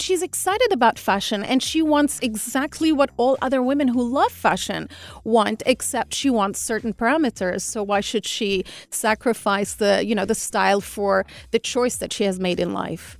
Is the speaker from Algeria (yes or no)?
yes; Algiers, Algiers Province, Algeria; I'm Algerian. I was born and brought up in Algiers